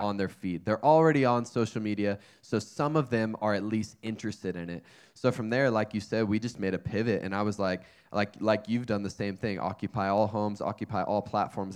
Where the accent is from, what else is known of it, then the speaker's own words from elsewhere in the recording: North Carolina, United States; moved away as an adult; also born or lived in Wyoming; now in California, United States; I grew up in North Carolina